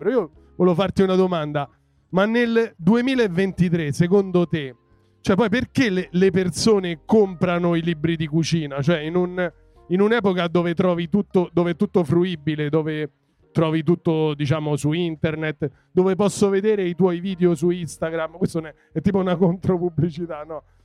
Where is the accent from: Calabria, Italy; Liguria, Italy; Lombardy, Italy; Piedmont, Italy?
Lombardy, Italy; Milan; Milano, zo- Milano.